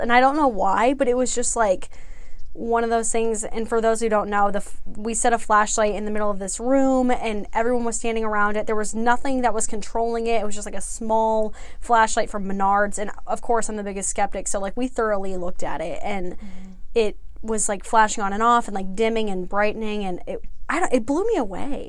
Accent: Indiana, United States; I'm from Indiana.

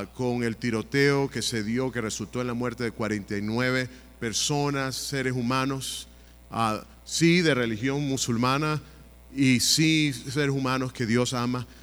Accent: Venezuela; now in United States; mi país natal de Venezuela

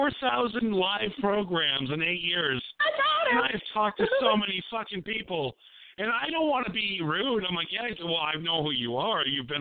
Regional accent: Appleton, Wisconsin, United States; Tiffany, who's from Appleton, Wisconsin, my hometown.

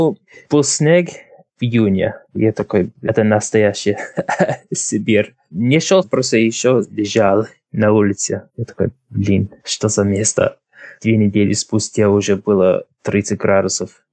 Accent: Drogheda, Leinster, Ireland; Russian is a second language; Я родился в Трахеде. Мне сейчас 29. Но родился в Трахеде. Мне мама из Дублина, папа тоже из Трахеди. И я ходил в школу здесь. И всю жизнь почти жил здесь, в Трахеде.

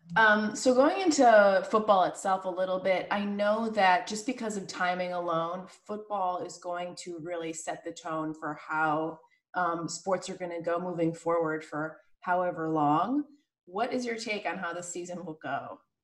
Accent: Chicago, Illinois, United States; now in Los Angeles, United States; I'm from Chicago

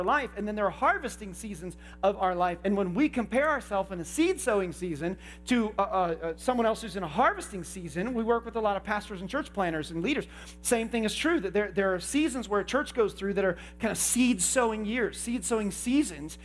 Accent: Indiana, United States; I grew up in Indiana

